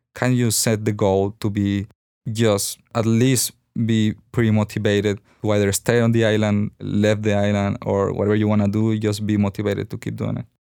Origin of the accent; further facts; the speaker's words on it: Sonora, Mexico; moved away as an adult; now in Guadalajara, Mexico; I came from Sonora